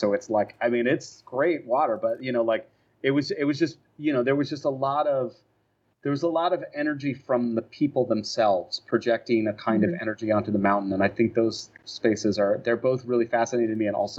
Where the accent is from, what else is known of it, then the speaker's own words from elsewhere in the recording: San Jose, California, United States; moved away as an adult; also born or lived in Oregon; I grew up in San Jose, and I went to school in Oregon near Portland.